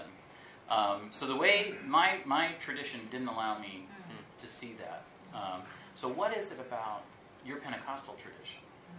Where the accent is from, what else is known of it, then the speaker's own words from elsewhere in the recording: North Dakota, United States; I grew up in North Dakota in a very conservative Lutheran tradition